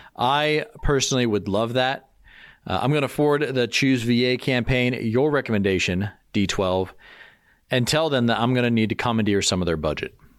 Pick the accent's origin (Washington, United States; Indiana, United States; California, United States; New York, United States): Washington, United States; Aberdeen; my hometown